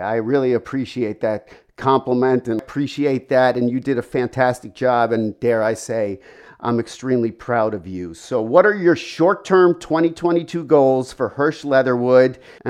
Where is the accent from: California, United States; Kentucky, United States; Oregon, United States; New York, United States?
New York, United States; I'm from the New York area, and I had gone back the last few years working there.